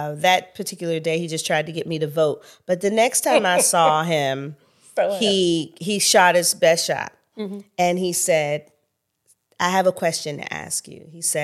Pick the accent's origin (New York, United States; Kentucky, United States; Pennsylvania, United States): Pennsylvania, United States; Pittsburgh; moved away; also born or lived in San Francisco; growing up in Pittsburgh, I just was a church girl